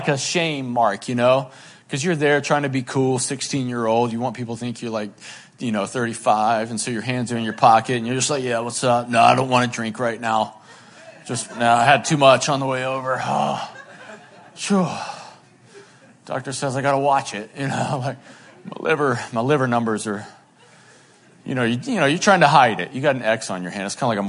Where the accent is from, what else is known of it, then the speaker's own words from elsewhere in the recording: Boone, North Carolina, United States; I grew up in Boone, North Carolina, and when I was a teenager, it was like jam band central